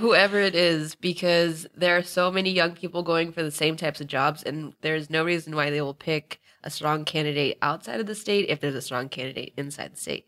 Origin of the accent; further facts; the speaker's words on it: Northern Virginia, United States; now in Los Angeles, United States; I'm originally from Virginia, specifically Northern Virginia, and I'm now in L A.